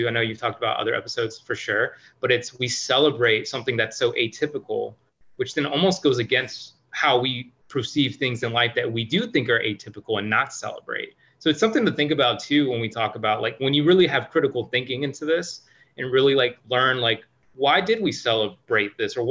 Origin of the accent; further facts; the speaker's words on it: Missouri, United States; now in Brockton, Massachusetts, United States; I grew up in a small town in Missouri, I grew up in Midwest.